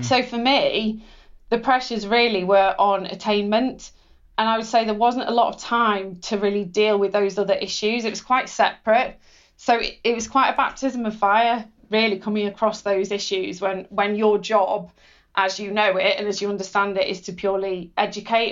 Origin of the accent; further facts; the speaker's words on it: Cheshire, North West England, United Kingdom; growing up in Cheshire